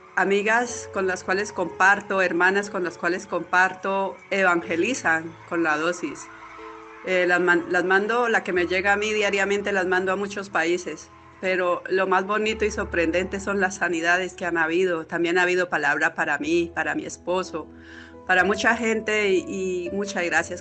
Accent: Colombia; now in Spain; Yo estoy en España, soy de Colombia

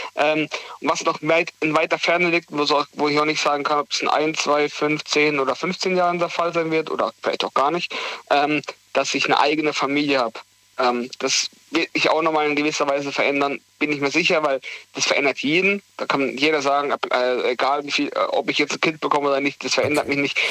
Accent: Heidelberg, Baden-Württemberg, Germany; weg von Heidelberg in eine neue Region, ähm, weg von meiner Heimat sozusagen, wo ich 21 Jahre dann zu dem Abschluss, wenn ich da fertig bin, 22 Jahre gelebt habe

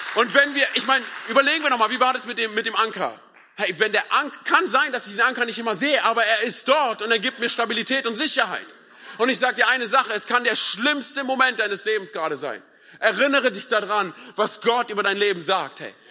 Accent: Berlin, Germany; ich komme ja aus Berlin

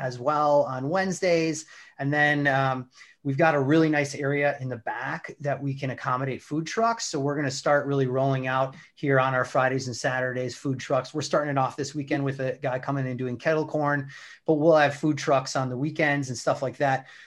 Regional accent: Wisconsin, United States; moved away as an adult; also born or lived in DeKalb, Illinois; now in St. Charles, United States; I grew up in Wisconsin, uh, about an hour north of Milwaukee

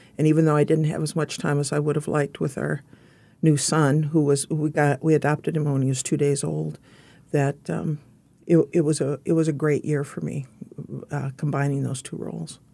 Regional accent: Fargo, North Dakota, United States; moved away; I grew up in Fargo, North Dakota, which at that time was a small town

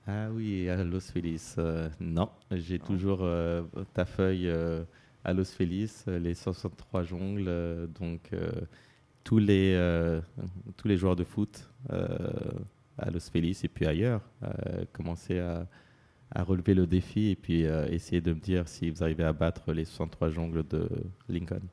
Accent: Paris, Île-de-France, France; moved away; je suis né à Paris, d'origine martiniquaise

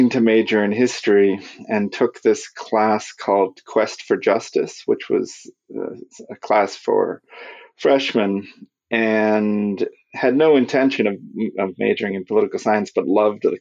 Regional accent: Marshfield, Massachusetts, United States; also born or lived in Michigan; now in Texas, United States; I grew up outside Marshfield, Massachusetts, which is near Cape Cod

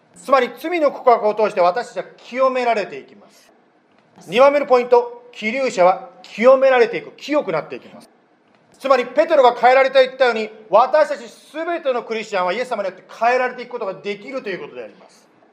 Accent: Sanuki, Kagawa, Japan; moved away; 私の育ったところはですね、うどんが、うどんヌードルがですね、有名なところでございます。そのうどん、特に讃岐うどんっていううどんなんですけど

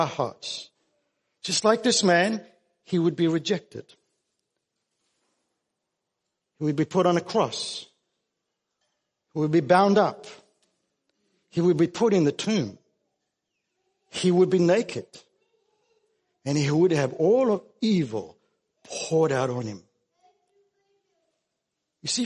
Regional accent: South Africa; now in Australia; I grew up in South Africa.

